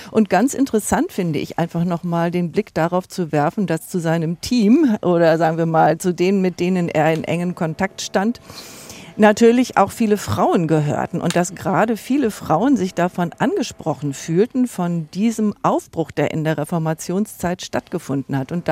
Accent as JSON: {"language": "German", "country": "Germany", "said": "dass wir als Deutsche gerne immer so einen Geniekult um wen auch immer herum machen"}